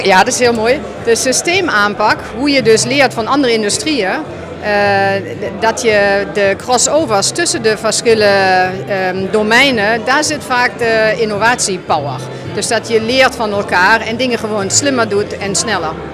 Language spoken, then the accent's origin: Dutch; Germany; Dutch is a second language; now in Netherlands; Als Duitser ben ik uh, geadapteerd in Nederland en ik heb de cultuur leren kennen en omarmen.